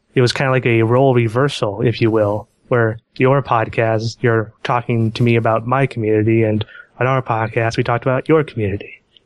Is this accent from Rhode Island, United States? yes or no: no; Portland, Oregon, United States; I am from Portland, Oregon